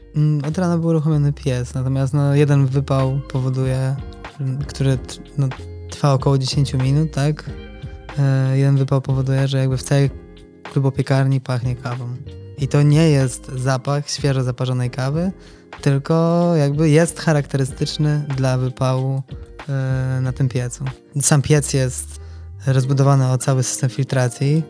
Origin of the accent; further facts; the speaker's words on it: Toruń, Kuyavian-Pomeranian Voivodeship, Poland; urodziłem się w Toruniu